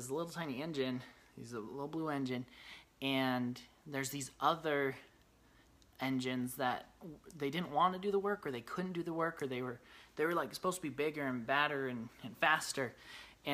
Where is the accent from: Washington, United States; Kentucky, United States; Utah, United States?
Utah, United States; Brigham City; I grew up in Brigham City, Utah